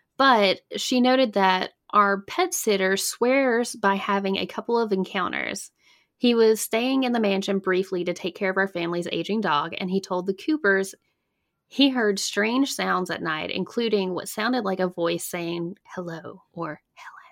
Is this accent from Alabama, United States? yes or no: yes; Alabama, United States; now in North Carolina, United States; I'm originally from A, Alabama. Born and raised